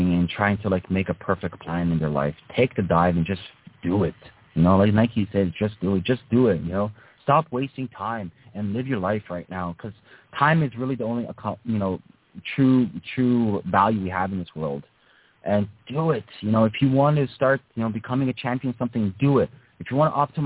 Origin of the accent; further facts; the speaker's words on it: Toronto, Ontario, Canada; I'm from Toronto